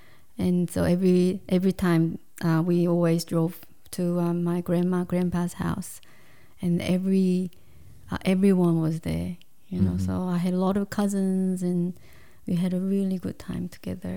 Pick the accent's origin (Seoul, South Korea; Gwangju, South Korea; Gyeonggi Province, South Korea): Seoul, South Korea; English is a second language; moved away as an adult; now in Australia; I grew up in Seoul, mm-hmm. capital of Korea